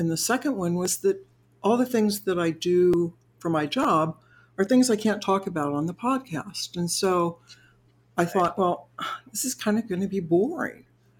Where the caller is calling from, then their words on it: California, United States; I am coming from the Bay Area and it's nice and sunny and calm.